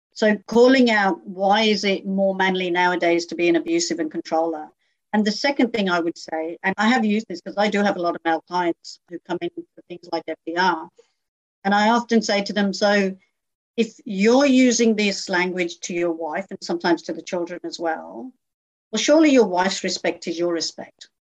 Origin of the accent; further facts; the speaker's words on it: United Kingdom; moved away as an adult; now in Australia; grew up in a very small community in the UK, and that community grew, became very successful